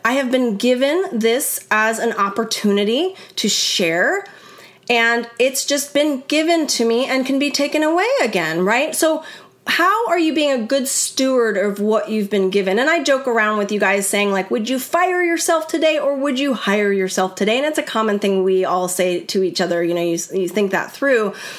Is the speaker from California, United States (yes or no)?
yes; California, United States; I grew up in California